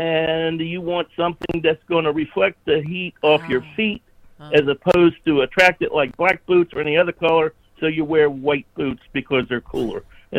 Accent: Maryland, United States; No, I'm not from Maine. I'm from Maryland.

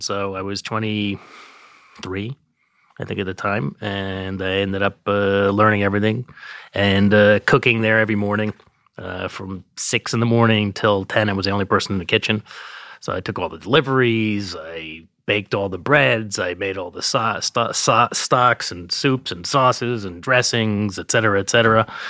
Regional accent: New York, United States; I grew up in Manhattan

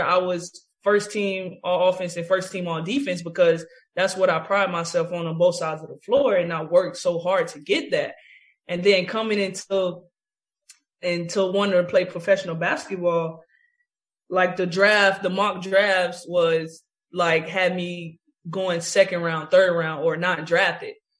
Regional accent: Tallahassee, Florida, United States; moved away as an adult; now in New York, United States; I had my uh, kids camp in Tallahassee in my home state and home city.

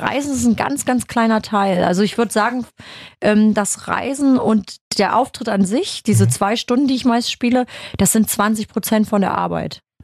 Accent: Germany; bei uns in Deutschland

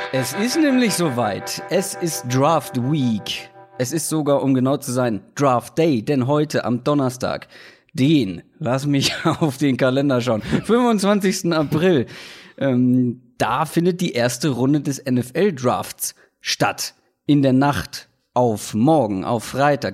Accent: Hamburg, Germany; moved away; wie war es denn überhaupt in meiner Heimatstadt

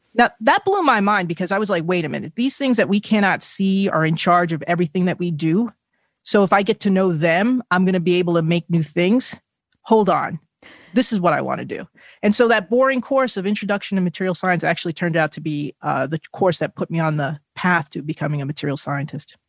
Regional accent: New Jersey, United States; my home state of New Jersey

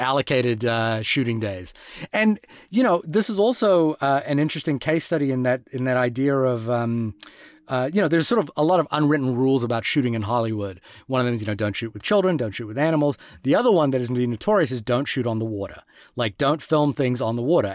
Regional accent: Fiji; growing up in Fiji, uh, as a child

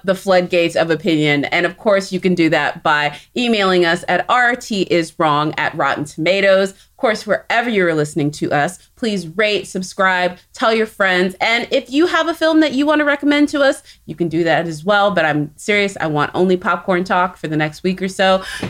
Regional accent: Texas, United States; I'm from Texas

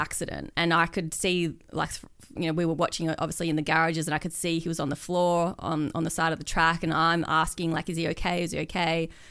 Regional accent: Perth, Western Australia, Australia; moved away as an adult; I grew up in Perth

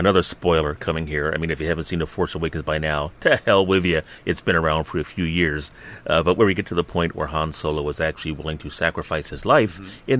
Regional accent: Philadelphia, Pennsylvania, United States; also born or lived in South Jersey; Born and raised in Philly

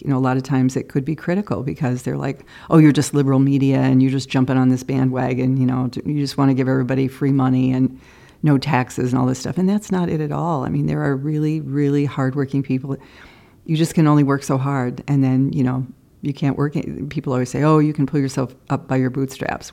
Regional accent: Cedar Rapids, Iowa, United States; moved away as an adult; now in Chicago, United States; KCRG TV in my hometown of Cedar Rapids, Iowa

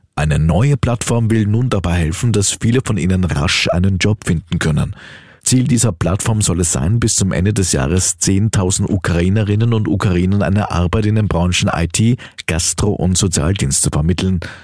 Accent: Austria; bei uns in Österreich

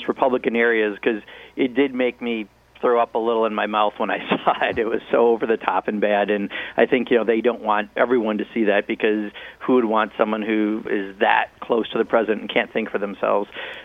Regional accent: Kenosha, Wisconsin, United States; My hometown, Kenosha, Wisconsin

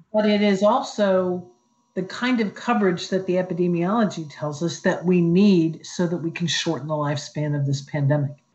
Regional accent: Columbus, Ohio, United States; moved away as an adult; I grew up in Columbus, Ohio.

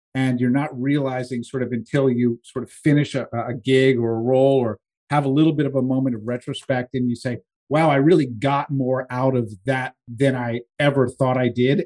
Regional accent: East Coast, United States; I grew up on the East Coast

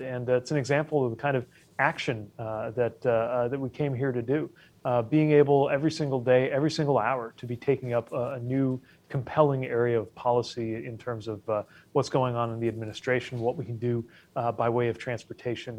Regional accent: Indiana, United States; moved away; back home in Indiana

